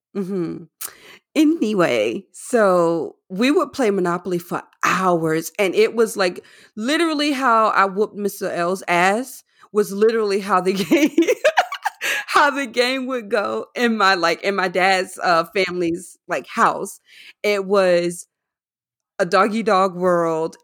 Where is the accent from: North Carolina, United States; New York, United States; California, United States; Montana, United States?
North Carolina, United States; moved away; I'm from North Carolina as well